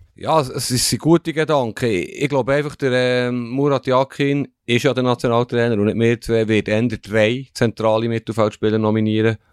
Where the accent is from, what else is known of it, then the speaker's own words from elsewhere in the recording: German-speaking Switzerland, Switzerland; uns Deutschschweizer